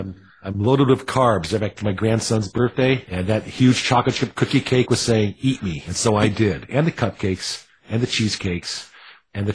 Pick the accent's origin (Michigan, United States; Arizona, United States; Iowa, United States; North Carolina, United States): Iowa, United States; now in Chicago suburbs, United States; I'm from Iowa.